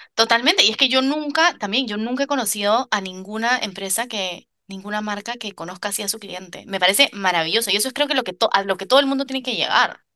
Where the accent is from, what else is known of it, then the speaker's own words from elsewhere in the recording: Lima, Peru; moved away as an adult; also born or lived in New York, United States; now in Paris, France; Yo, que soy de Lima, Lima es una ciudad gigante